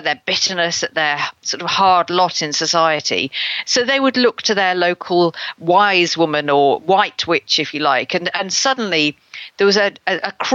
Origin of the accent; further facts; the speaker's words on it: Lincoln, East Midlands, United Kingdom; in Lincoln, and that's my hometown